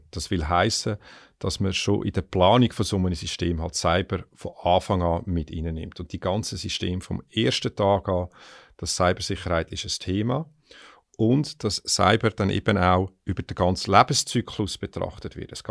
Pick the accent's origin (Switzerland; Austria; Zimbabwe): Switzerland; jetzt, wenn du mich als Schweizer fragst, ist natürlich auch spannend